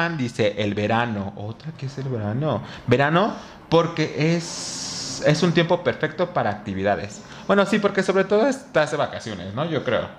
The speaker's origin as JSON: {"language": "Spanish", "region": "Mexico City", "country": "Mexico", "said": "en mi pueblo, o sea, en mi localidad, en Xochimilco"}